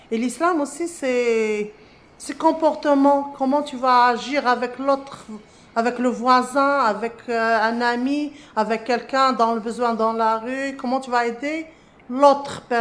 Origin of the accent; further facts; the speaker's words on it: Morocco; moved away as an adult; now in Montréal, Canada; Je suis arrivée au Québec du Maroc en octobre 2003. Je suis citoyenne canadienne depuis 2008.